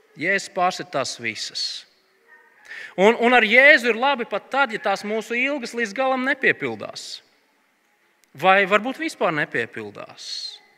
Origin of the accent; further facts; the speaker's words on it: Latvia; mēs esam latvieši